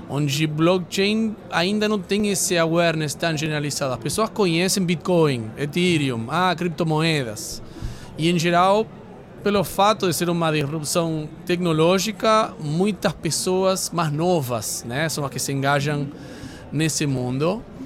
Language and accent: Portuguese; Argentina; Portuguese is a second language; moved away as an adult; now in Brazil